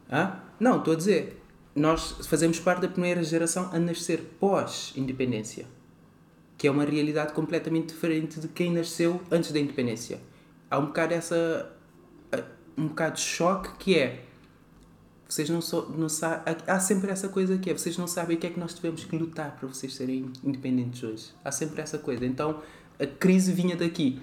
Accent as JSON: {"language": "Portuguese", "town": "Praia", "country": "Cape Verde", "tie": "born or raised there", "moved": "yes", "lives_now": "Portugal", "said": "eu nasço em Cabo Verde, na cidade da Praia."}